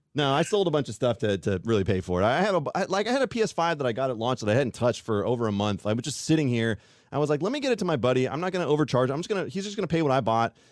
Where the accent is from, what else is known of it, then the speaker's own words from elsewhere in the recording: Fairfield, California, United States; also born or lived in Colorado; now in Sacramento, United States; I've always lived here in California. I grew up in Fairfield